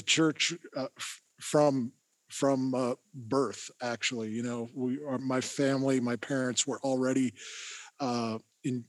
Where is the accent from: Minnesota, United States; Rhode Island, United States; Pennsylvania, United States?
Pennsylvania, United States; Erie; I grew up in Erie, so I'm an Erieite, and Graduated from Fairview High School